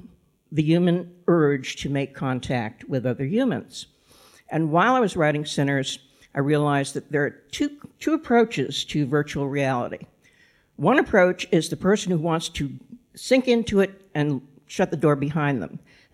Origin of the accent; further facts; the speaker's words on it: Massachusetts, United States; also born or lived in Kansas City, United States; Well, I think I had a little bit of an advantage there because I grew up in Massachusetts. When I came over here, I knew how to pronounce Worcester and Leicester. But I spent most of my adult life in the Kansas City area, which is why I sound like this.